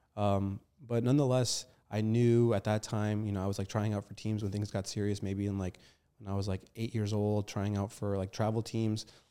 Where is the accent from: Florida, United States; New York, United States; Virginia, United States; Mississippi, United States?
Virginia, United States; Arlington; also born or lived in Falls Church, Virginia; grandma's house is located in Arlington, and that's where I grew up most of my, um, I guess, earlier years because I went to school in Arlington.